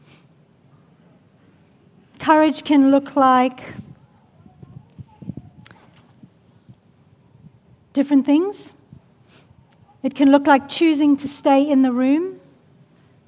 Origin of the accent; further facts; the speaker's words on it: Australia; we are Australian.